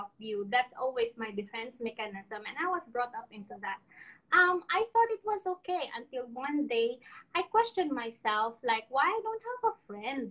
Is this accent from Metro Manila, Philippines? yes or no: no; Iloilo City, Western Visayas, Philippines; English is a second language; moved away as an adult; now in Subang Jaya, Malaysia; I am from Iloilo. I am here in Subang Jaya, Senangor, Malaysia